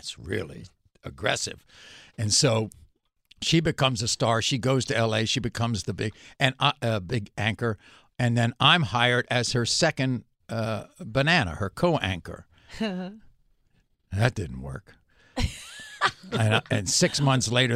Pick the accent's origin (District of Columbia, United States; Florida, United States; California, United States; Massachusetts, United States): District of Columbia, United States; Washington; I was a pretty big name in Washington, D.C., my hometown